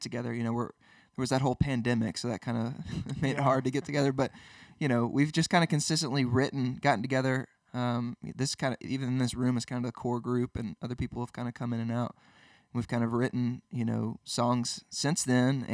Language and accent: English; Birmingham, Alabama, United States; also born or lived in Nashville, Tennessee; I'm from Birmingham, obviously, but went to school in Nashville to Belmont